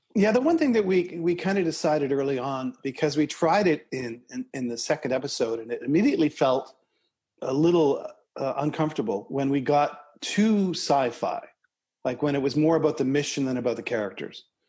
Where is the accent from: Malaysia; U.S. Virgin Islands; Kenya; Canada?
Canada; Toronto, Ontario; Eric and I grew up in Scarborough, Ontario, Canada, together, about six or eight blocks away from each other